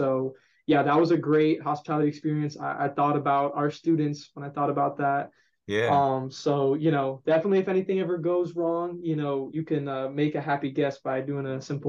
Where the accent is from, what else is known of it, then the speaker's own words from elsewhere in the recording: Boca Raton, Deerfield Beach area, Florida, United States; So I grew up in the Boca, Deerfield Beach area. So going to FAU was 10, 15 minutes away from my house